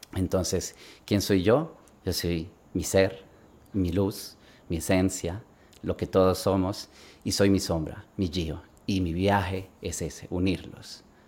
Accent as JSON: {"language": "Spanish", "country": "Sweden", "tie": "born or raised there", "also_born_or_lived": "Bogotá, Colombia / Barcelona, Spain", "said": "nos fuimos con mi familia a Suecia, yo crecí en Suecia"}